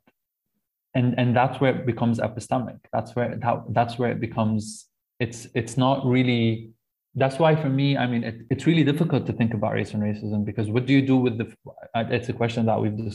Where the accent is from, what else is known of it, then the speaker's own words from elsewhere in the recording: Lebanon; growing up in Lebanon and kind of mostly going through education there